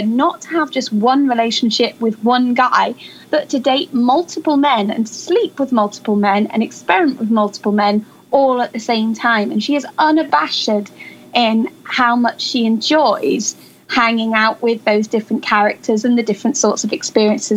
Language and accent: English; Macclesfield, North West England, United Kingdom; I was brought up in Macclesfield, just outside of Manchester